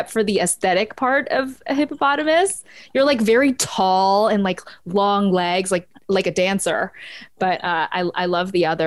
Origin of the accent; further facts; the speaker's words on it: Ottawa, Ontario, Canada; I was born in Ottawa.